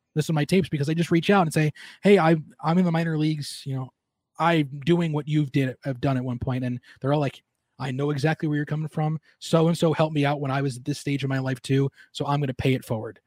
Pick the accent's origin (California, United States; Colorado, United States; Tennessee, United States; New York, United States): New York, United States; Long Island; moved away; growing up on Long Island